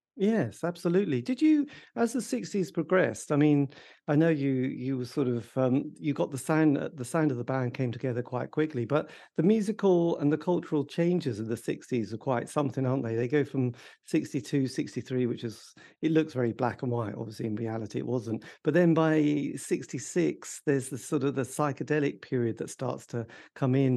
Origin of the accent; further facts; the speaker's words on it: East Anglia, East of England, United Kingdom; I grew up, you know, in the depths of East Anglia in the U K